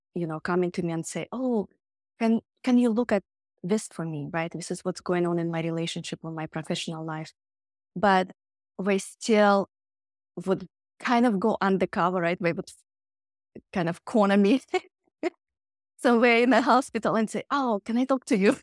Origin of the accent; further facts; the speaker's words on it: Siberia, Russia; moved away; I grew up in Siberia